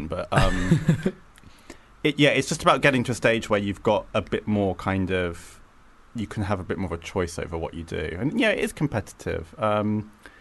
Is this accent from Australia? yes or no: no; United Kingdom; I grew up just outside London